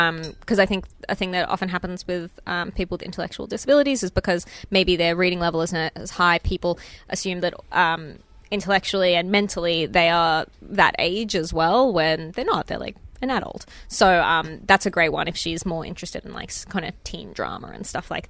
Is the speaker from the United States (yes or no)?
no; Canada; I'm also another one that, as a Canadian, you should probably check out the books of Faith Erin Hicks.